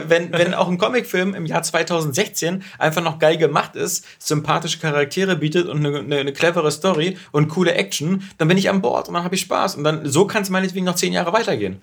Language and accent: German; Berlin, Germany; wir sind ja beide Berliner